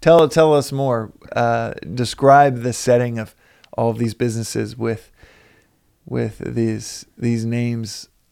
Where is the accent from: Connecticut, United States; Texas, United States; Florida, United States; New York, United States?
Texas, United States; we're both from Texas